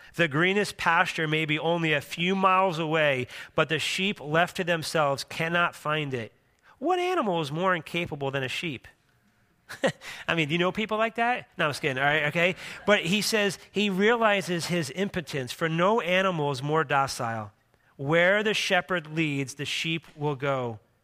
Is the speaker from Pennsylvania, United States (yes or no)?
yes; Philadelphia, Pennsylvania, United States; moved away; I grew up in Philadelphia, Pennsylvania